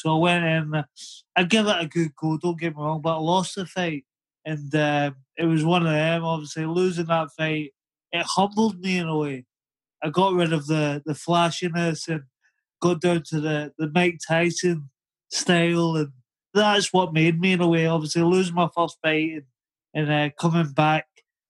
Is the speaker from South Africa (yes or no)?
no; Glasgow, Scotland, United Kingdom; now in Lytham, United Kingdom; But obviously, down living in Lytham, Lancashire, England, people just think I'm Scottish. I'm from Glasgow.